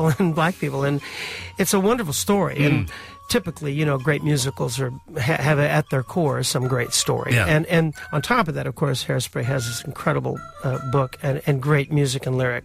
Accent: Los Angeles, California, United States; growing up in Hollywood, where there was very little theater

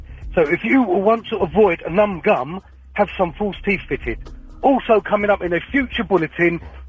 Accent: England, United Kingdom; I'm from England.

